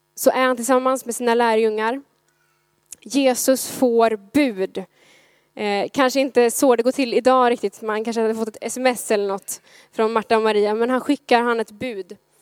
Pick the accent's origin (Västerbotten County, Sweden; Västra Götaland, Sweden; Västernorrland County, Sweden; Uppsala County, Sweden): Västra Götaland, Sweden; Gothenburg; som göteborgare